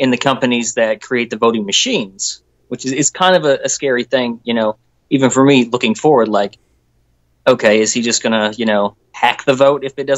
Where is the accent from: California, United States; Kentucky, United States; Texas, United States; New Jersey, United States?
Kentucky, United States; I'm actually from Kentucky